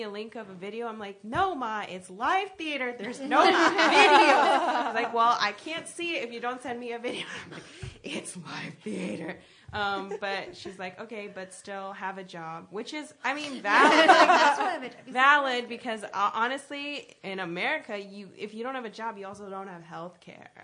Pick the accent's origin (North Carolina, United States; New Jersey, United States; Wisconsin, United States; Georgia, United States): New Jersey, United States; I'm from Jersey. And I'm from the part of Jersey that's closer to New York